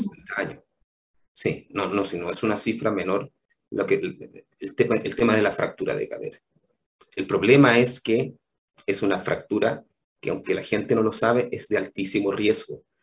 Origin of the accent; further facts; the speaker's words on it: Temuco, Araucanía, Chile; moved away as an adult; also born or lived in Combarbalá; yo soy originalmente de Temuco